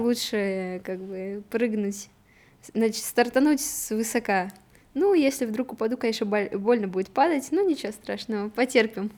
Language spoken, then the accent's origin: Russian; Nikel, Murmansk Oblast, Russia; В итоге мы переехали с Никеля, я сама из Никеля